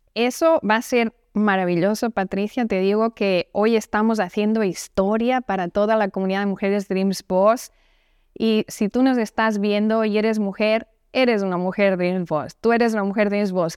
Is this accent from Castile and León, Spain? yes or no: no; Barcelona, Catalonia, Spain; moved away; en Barcelona, de donde yo soy